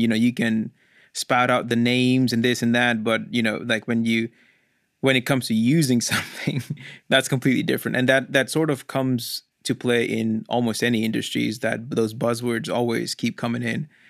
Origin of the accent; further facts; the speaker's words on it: India; moved away as an adult; now in United States; I was born in India, and I could be, uh, my whole family migrated to U S in two thousand six. And I just finished high school when I was in India.